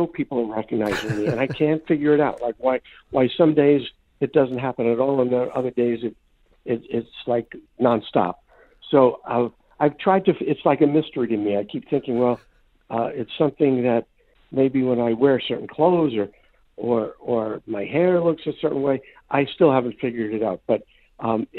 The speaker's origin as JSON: {"language": "English", "town": "New York City", "region": "New York", "country": "United States", "tie": "born or raised there", "said": "I grew up in New York City in Brooklyn"}